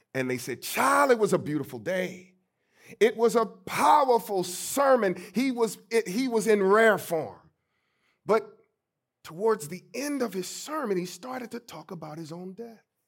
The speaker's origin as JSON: {"language": "English", "town": "St. Louis", "region": "Missouri", "country": "United States", "tie": "born or raised there", "said": "growing up in Saint Louis, Missouri, my great-grandmother, my mother, and my aunt helped to raise me"}